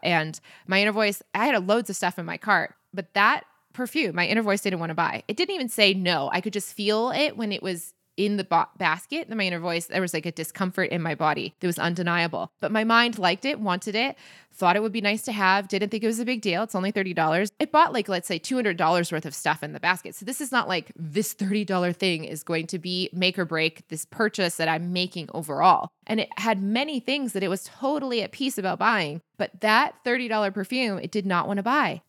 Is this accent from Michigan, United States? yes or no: yes; Michigan, United States; moved away; I'm from Michigan. Like that is not from my childhood in the 90s